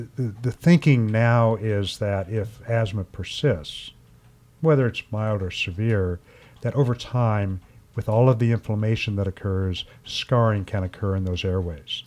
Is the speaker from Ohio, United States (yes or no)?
yes; Ohio, United States; growing up in Ohio